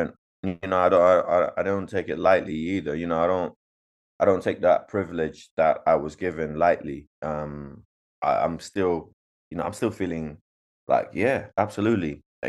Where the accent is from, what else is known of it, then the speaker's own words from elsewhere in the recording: Zimbabwe; Because, you know, I come from Zimbabwe